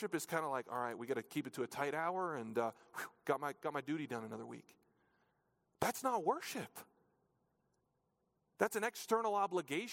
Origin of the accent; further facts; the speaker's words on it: New Hampshire, United States; When I was in elementary school, growing up in New Hampshire